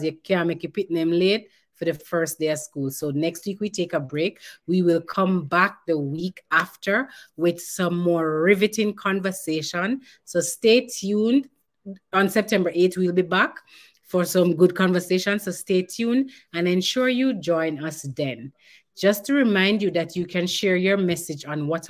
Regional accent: Jamaica

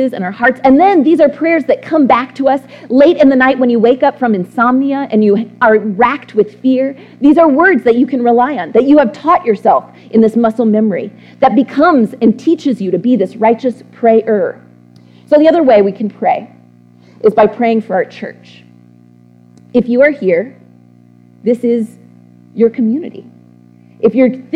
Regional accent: Texas, United States; I'm from Texas

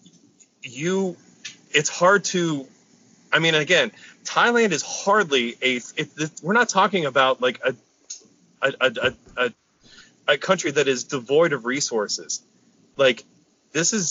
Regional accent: United States; an American

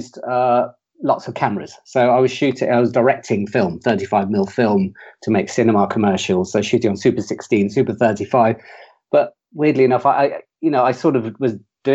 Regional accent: Leicester, East Midlands, United Kingdom; moved away; also born or lived in South Coast, England; I come from Leicester

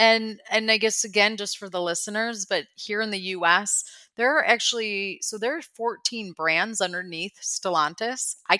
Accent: Midwest, United States; I'm from the Midwest, so I'm just not going to get mad.

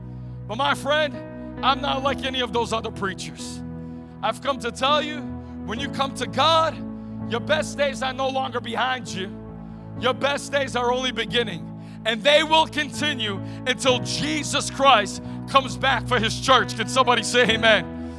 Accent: North York, Ontario, Canada; I grew up in North York, Ontario, right outside of Toronto.

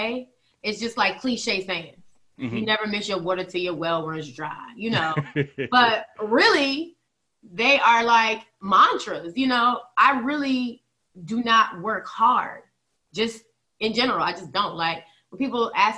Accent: Virginia, United States; I'm from Virginia

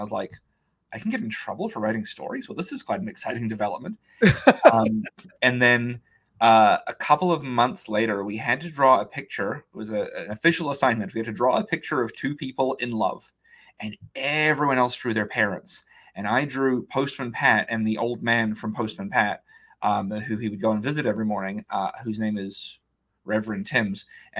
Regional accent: New Zealand; New Zealand

